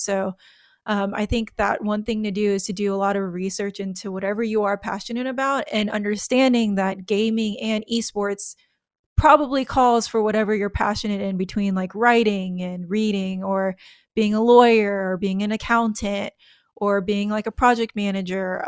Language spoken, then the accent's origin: English; United States; I'm American